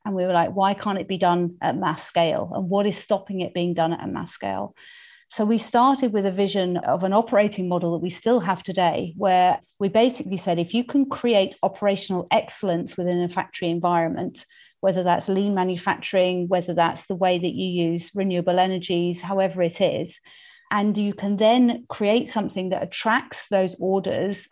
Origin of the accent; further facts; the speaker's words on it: United Kingdom; accent: English; also born or lived in Tanzania; I am English, in case you hadn't worked that one out from my accent. I was born and brought up in the U K